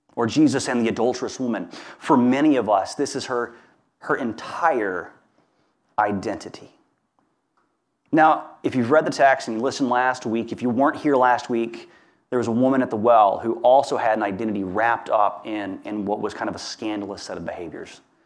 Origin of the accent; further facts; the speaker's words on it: Hammond, Louisiana, United States; where I grew up in Hammond, Louisiana